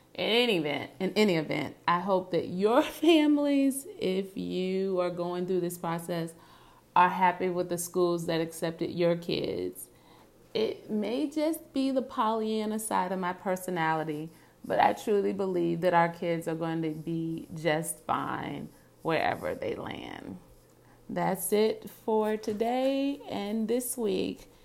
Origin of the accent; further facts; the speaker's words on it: Virginia, United States; moved away as an adult; now in New York City, United States; I grew up in Virginia.